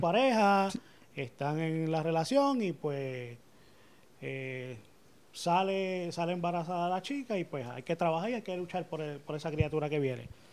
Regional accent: Carolina, Puerto Rico; Me crié aquí en Carolina.

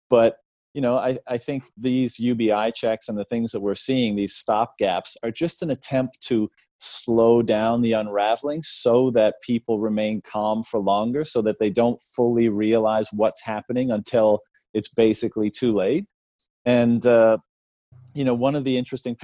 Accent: Canada; I come from Canada

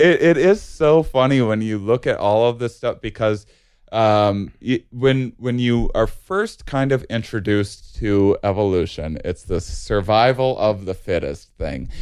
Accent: Wisconsin, United States; now in California, United States; I grew up in Wisconsin

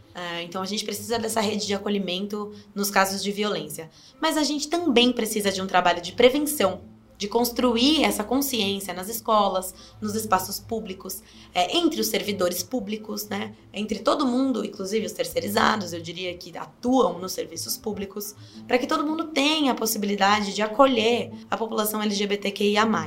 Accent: Sorocaba, São Paulo, Brazil; Eu nasci aqui em Sorocaba, cresci aqui também, ah, no bairro de Inhaíba, em Brigadeiro Tobias

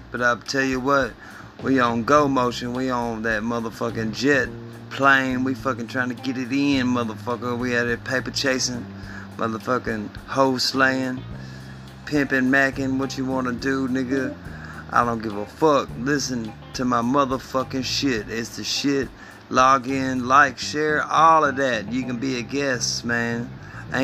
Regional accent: Memphis, Tennessee, United States; Yeah, it's your boy … motherfucking G from Memphis 10, bitch.

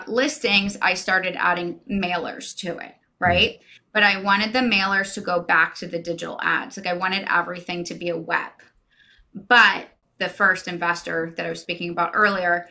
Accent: Jupiter, Florida, United States; I was born and raised in Jupiter. I know every street.

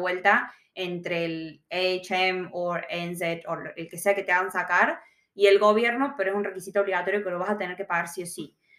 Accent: Argentina; now in Victoria, Australia; nosotros siendo argentinos

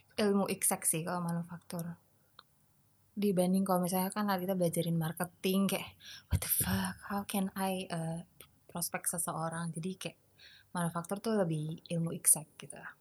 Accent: Medan, North Sumatra, Indonesia; moved away as an adult; also born or lived in Jakarta / Bandung; aku lahir di Jakarta, terus kita pindah ke Medan dari aku kelas satu SD

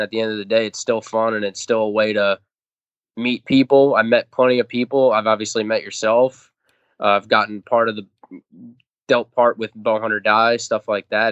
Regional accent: Long Island, New York, United States; I'm from Long Island, so all the hunting I grew up doing

